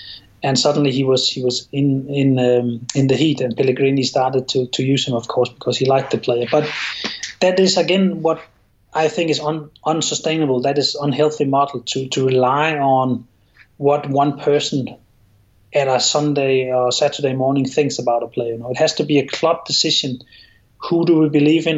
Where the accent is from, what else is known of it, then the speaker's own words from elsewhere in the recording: Copenhagen, Capital Region of Denmark, Denmark; English is a second language; moved away; I'm from Copenhagen and someone else is from the west of Denmark. There's a difference there, but it means very little to us. We will often just say we're Danish